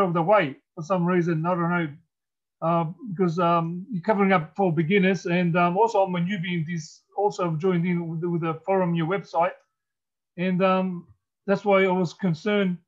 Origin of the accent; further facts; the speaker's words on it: Australia; I'm from Australia